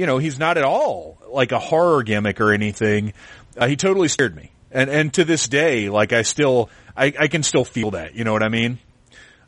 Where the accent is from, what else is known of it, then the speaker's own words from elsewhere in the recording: the South, United States; I grew up in the South